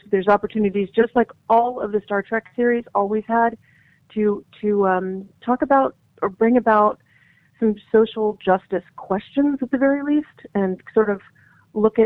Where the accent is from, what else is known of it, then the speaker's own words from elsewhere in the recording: Texas, United States; also born or lived in South Africa; I was born in South Africa, which was during apartheid, and then I moved to Texas when I was a little kid